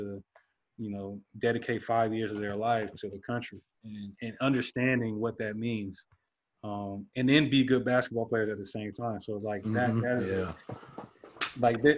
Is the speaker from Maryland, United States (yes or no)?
no; Los Angeles, California, United States; moved away as an adult; also born or lived in Slovakia / Germany / Portugal / Iceland; Born and raised in Los Angeles